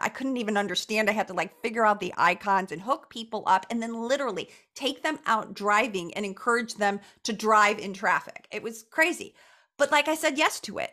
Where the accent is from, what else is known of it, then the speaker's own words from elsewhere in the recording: Chicago, Illinois, United States; I was born and raised in Chicago